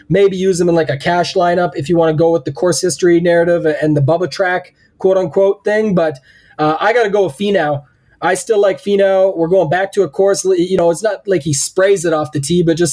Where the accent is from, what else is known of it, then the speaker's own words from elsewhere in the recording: Canada; I'm the Canadian here